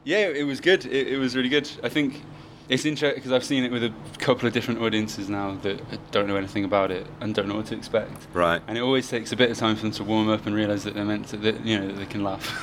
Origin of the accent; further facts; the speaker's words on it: New Forest, South East England, United Kingdom; i'm from like the new forest